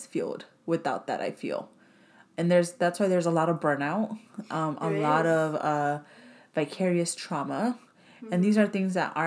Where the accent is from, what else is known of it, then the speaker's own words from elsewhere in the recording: Los Angeles, California, United States; growing up in South